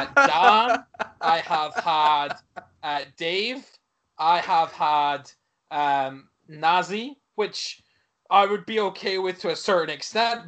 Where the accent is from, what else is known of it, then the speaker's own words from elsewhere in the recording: Aberdeen, Scotland, United Kingdom; Aberdeen. And they're like, no, you're not. And I'm like, well, I am. Born there.